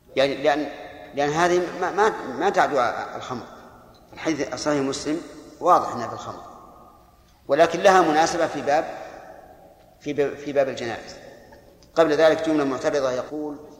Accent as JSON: {"language": "Arabic", "region": "Al-Qassim", "country": "Saudi Arabia", "said": "عندنا في القصيم بالسميرة"}